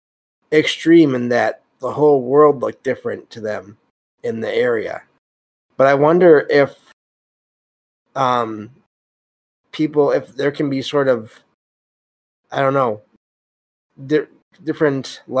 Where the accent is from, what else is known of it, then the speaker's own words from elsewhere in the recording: Michigan, United States; I live in Michigan. And I'm from Michigan